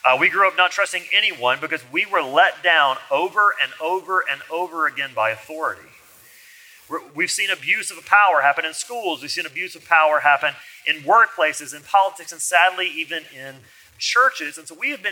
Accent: Alabama, United States; I'm from Alabama

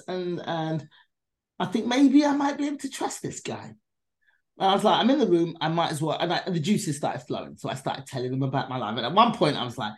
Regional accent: England, United Kingdom; my mother was left in England raising us by herself.

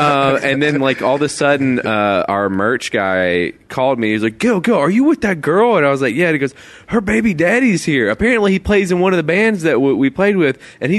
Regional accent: Memphis, Tennessee, United States; I think I yelled, "I'm from Memphis, I'll kill you," or something like that.

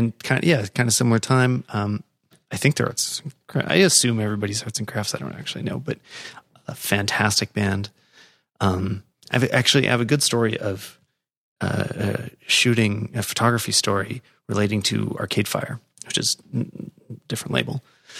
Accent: Canada; And that's cool. And that's good to hear as a Canadian.

